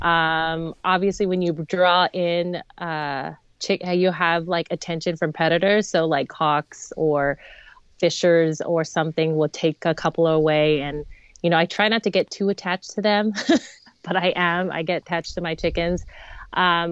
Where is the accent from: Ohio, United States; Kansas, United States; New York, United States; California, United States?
California, United States; Los Angeles; moved away as an adult; now in Bucksport, United States; I was born and raised in Los Angeles, and I moved to Bucksport, Maine about 7 years ago